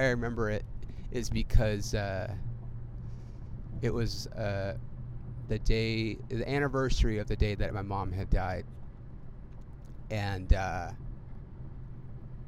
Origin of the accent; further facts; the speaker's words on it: Ontario, California, United States; I should be able to sell out a show in my hometown, that I should be able to get, you know, 300 people to the Ontario Improv to support me, a homegrown guy